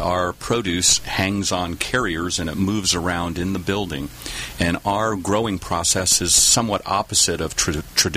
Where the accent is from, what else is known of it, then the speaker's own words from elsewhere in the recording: Texas, United States; moved away; I grew up in Texas, and we had greenhouses in our backyard